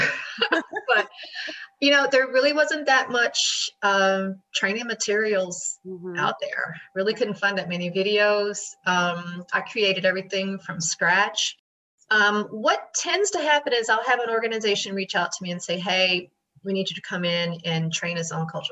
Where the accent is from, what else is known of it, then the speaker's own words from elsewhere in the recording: Tennessee, United States; now in New York, United States; I grew up in Tennessee, you know, very Bible Belt